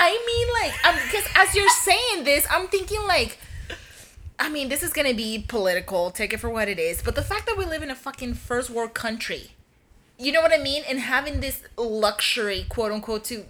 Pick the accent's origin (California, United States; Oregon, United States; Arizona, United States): Arizona, United States; Yuma; I'm from Yuma.